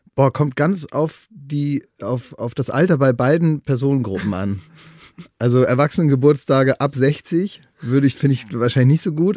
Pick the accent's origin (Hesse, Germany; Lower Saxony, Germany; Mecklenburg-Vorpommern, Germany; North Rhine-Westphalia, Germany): Lower Saxony, Germany; Oldenburg; now in Berlin, Germany; in meiner Heimatstadt Oldenburg